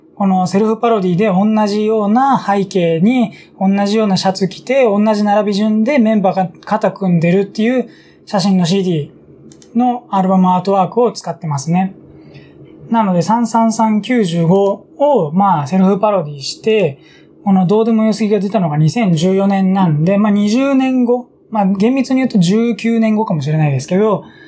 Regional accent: Tokyo, Japan; 僕東京なんですけどね

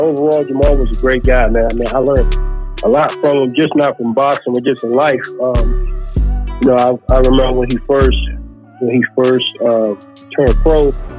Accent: Charlotte, North Carolina, United States; I grew up in Palmer Park down here to the Charlotte area.

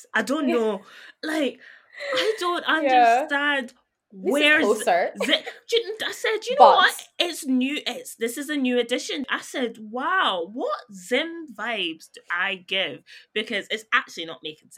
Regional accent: Scotland, United Kingdom

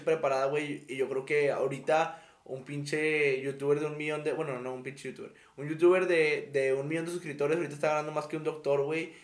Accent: Mexico; hemos vivido muchas crisis aquí en México

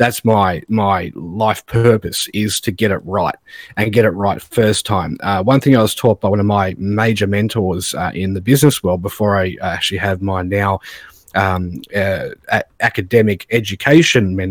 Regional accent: Australia; I'm Australian

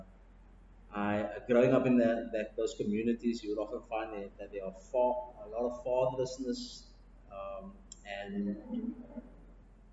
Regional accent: Cape Town, Western Cape, South Africa; I grew up in Athlone, born and bred. It's a place, I would say, kind of very central in the city, on the Cape Flats

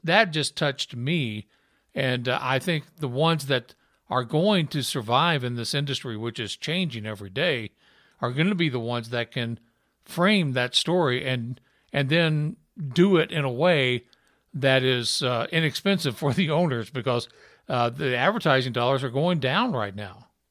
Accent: Utah, United States; I was from Utah

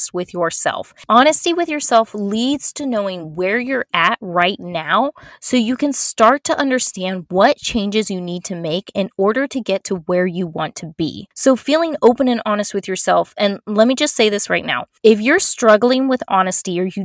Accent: Florida, United States; I'm from Florida, and I lived in, born and raised in Florida and still live here.

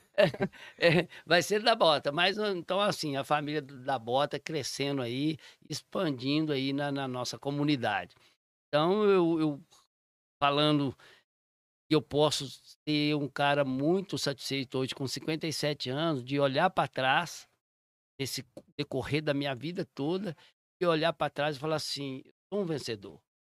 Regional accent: Raposos, Minas Gerais, Brazil; also born or lived in Sabará; minha mãe veio do interior, meu pai do interior, sem estudo, sobrevivemos aqui

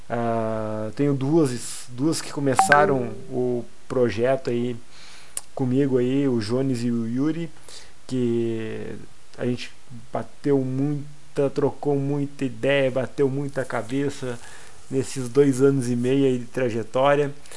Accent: Passo Fundo, Rio Grande do Sul, Brazil; sou de Passo Fundo

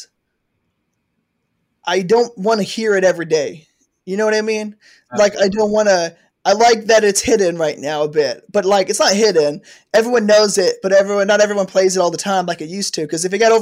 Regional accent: Texas, United States; as a Texan

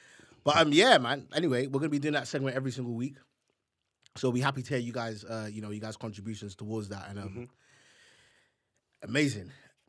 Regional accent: Nigeria; We're so proud of our culture, but mm-hmm. there is such a dark side to being a Nigerian as well.

